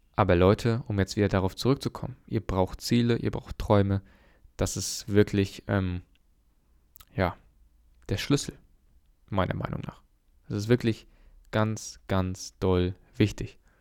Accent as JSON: {"language": "German", "country": "Germany", "said": "bei uns in Deutschland"}